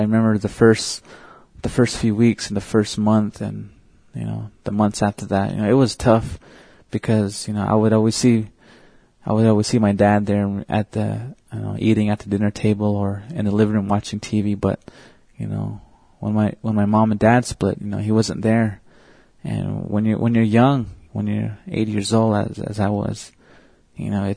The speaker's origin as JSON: {"language": "English", "town": "Red Lake", "region": "Arizona", "country": "United States", "tie": "born or raised there", "said": "I'm from the Navajo Reservation. I live at a little town called Red Lake, Arizona, and I was born and raised there."}